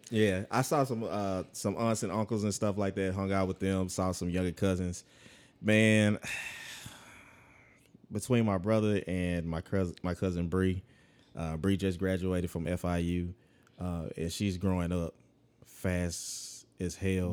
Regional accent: Monroe, Louisiana, United States; moved away; Monroe, um, my hometown

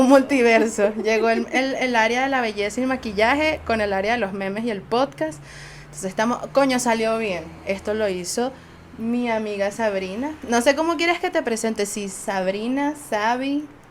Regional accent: Venezuela; nosotros, como venezolanos

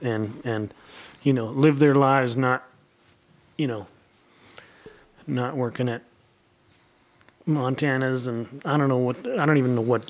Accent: Brandon, Manitoba, Canada; Yeah. I grew up in Brandon with a much older brother and older sister.

